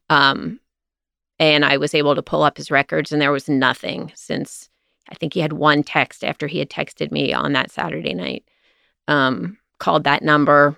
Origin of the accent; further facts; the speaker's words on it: Cincinnati, Ohio, United States; also born or lived in Walnut Hills, Cincinnati / Atlanta; I grew up in, partially in Mount Lookout